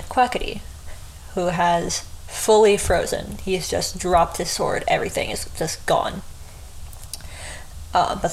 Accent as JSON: {"language": "English", "country": "United States", "said": "I'm American"}